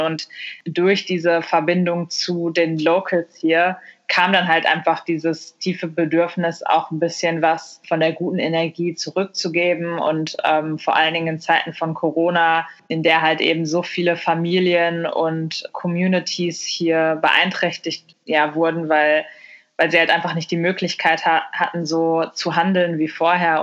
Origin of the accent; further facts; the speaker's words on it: Germany; moved away as an adult; also born or lived in Mexico / Australia / India / Barcelona, Spain; Deutschland, meine Heimat